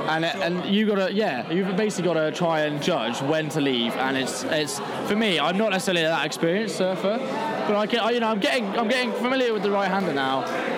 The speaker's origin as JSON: {"language": "English", "region": "England", "country": "United Kingdom", "said": "I'm from England."}